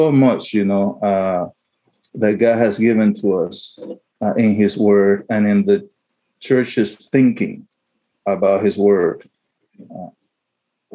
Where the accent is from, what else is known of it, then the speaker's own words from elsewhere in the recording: Panama; also born or lived in Chile; now in St. Louis, United States; I was born in Chile, my mother's motherland, but I grew up in Panama.